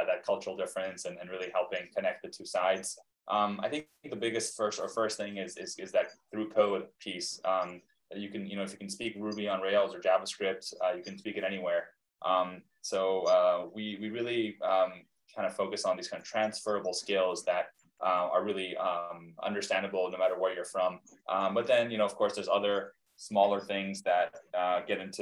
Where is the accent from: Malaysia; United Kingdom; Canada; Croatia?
Canada; Vancouver, British Columbia; also born or lived in Soviet Union / Israel / Brazil / United States; when I was 5, I moved to Vancouver, grew up here